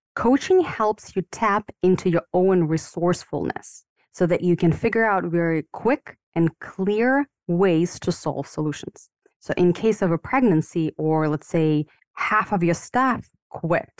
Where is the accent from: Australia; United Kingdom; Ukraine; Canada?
Ukraine; moved away as an adult; now in United States; I was born and raised in the Ukraine